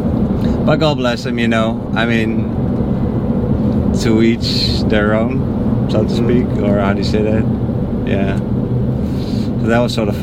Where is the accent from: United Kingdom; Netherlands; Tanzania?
Netherlands; moved away as an adult; now in United States; I'm from the Netherlands.